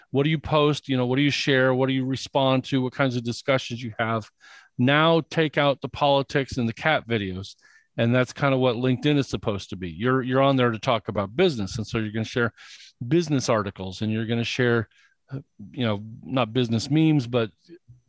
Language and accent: English; Indiana, United States; I grew up in Indiana, and in Indiana, we were taught that talking about yourself is bragging